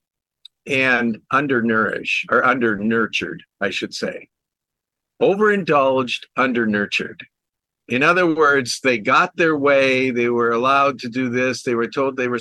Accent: Minneapolis, Minnesota, United States; I grew up in the Minneapolis area

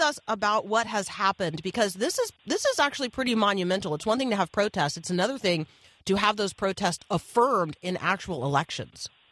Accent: Indiana, United States; I was born in, in Indiana.

